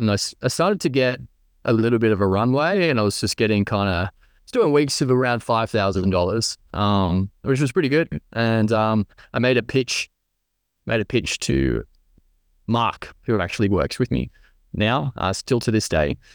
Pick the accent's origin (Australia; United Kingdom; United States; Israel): Australia; Central Coast, New South Wales; growing up on the Central Coast, uh, New South Wales